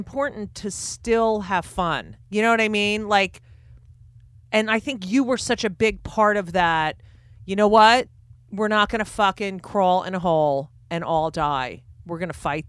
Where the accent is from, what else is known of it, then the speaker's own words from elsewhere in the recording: New Jersey, United States; I grew up in New Jersey.